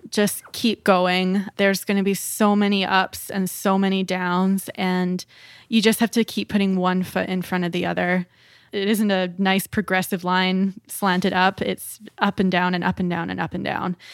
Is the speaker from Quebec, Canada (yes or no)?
no; Dawson Creek, British Columbia, Canada; when I moved here from Dawson Creek, which is a very small town, uh, and the the town that I'm in now, we're a population of about 75,000 people but we're quite remote in the north. Um, we're kind of the northern hub of BC.